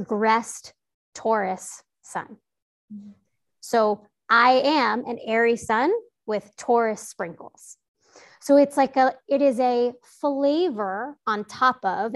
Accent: New York City, New York, United States; I grew up in New York City

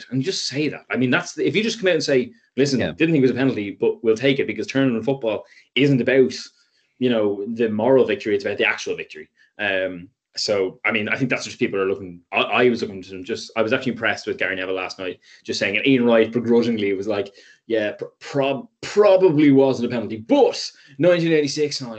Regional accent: Ireland; being an Irish person alive, it's it is kind of the unpopular view.

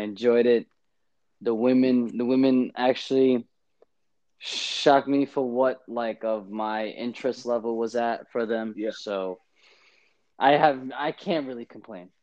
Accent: New York City, New York, United States; I'm from Brooklyn

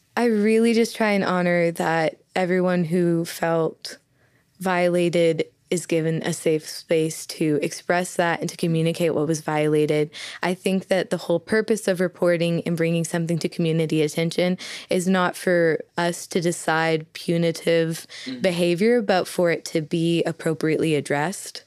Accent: Southeastern Oklahoma, United States; accent: heavy accent; I'm a girl from Southeastern Oklahoma with a heavy accent

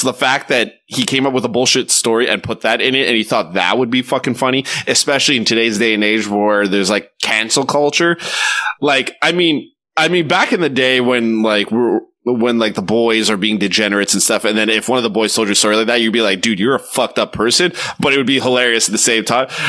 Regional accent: Quebec, Canada; I don't consider myself a Quebecer, even though I'm from Quebec. As a Canadian

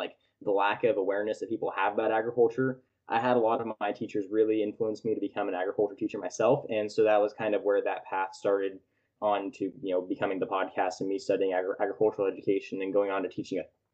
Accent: Tulare, California, United States; now in Fresno, United States; I was born and raised in Tulare, California, which is right in the smack dab center of California.

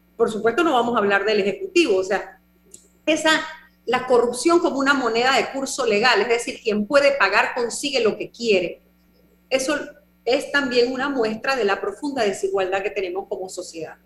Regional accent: Panama; una sociedad como la panameña, que nosotros, bueno, el comercio es lo nuestro

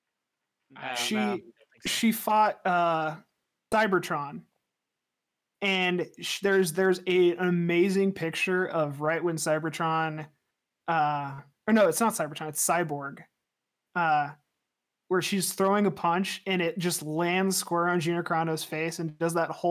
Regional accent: United States; I'm American

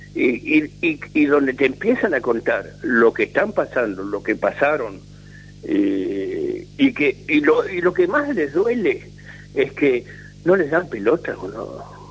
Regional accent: Buenos Aires, Argentina; moved away; yo nací en Buenos Aires, me crié en Buenos Aires

